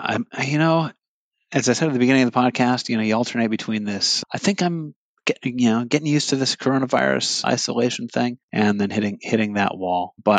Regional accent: United States; also born or lived in Hawaii, United States / Seattle, Washington, United States; now in Illinois, United States; I grew up out west in Hawaii and in Seattle, where beauty smacked you upside the head.

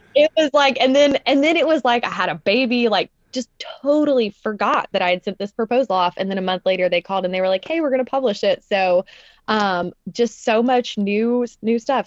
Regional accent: Nashville, Tennessee, United States; Nashville was a totally different city when I grew up here.

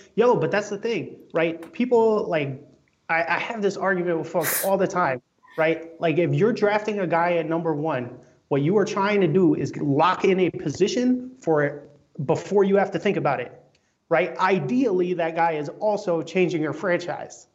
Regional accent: New York City, New York, United States; my room growing up in Brooklyn

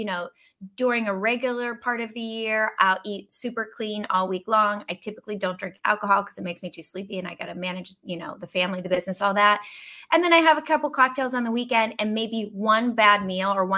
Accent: Pittsburgh, Pennsylvania, United States; moved away; I dated back in Pittsburgh

